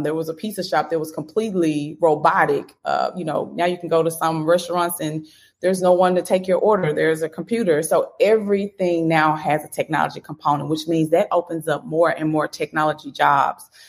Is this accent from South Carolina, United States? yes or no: no; Memphis, Tennessee, United States; I'm from Memphis